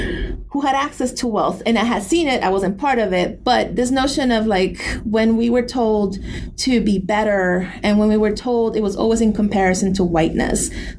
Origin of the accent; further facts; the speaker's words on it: New York City, New York, United States; as a Puerto Rican growing up in New York City and having this access and this memory of Puerto Rico